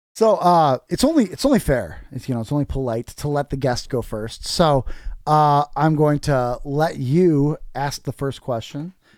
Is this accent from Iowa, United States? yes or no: yes; North Osceola, Iowa, United States; I grew up in North Osceola